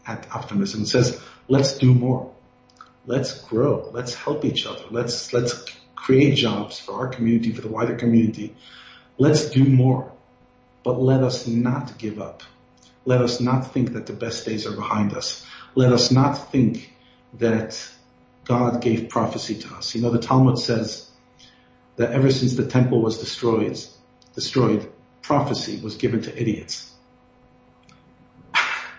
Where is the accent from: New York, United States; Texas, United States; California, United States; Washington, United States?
New York, United States; New York City; accent: Brooklyn; moved away as an adult; also born or lived in Ohio; now in Johannesburg, South Africa; I grew up in New York